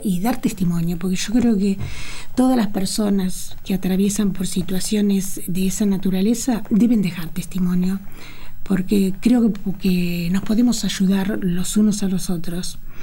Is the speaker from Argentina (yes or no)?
yes; Argentina; Yo soy muy, me siento muy argentina, muy americana, muy latinoamericana. Amo Latinoamérica, amo mi tierra